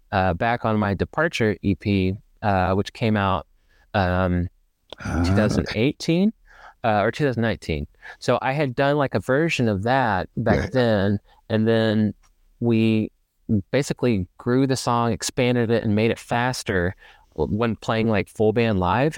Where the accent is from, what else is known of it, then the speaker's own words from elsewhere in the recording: Ferndale, Arkansas, United States; moved away as an adult; now in Dallas, United States; I was born and raised like just outside of Little Rock, which is the capital city of Arkansas. For those who are not familiar, um, I grew up in Ferndale, actually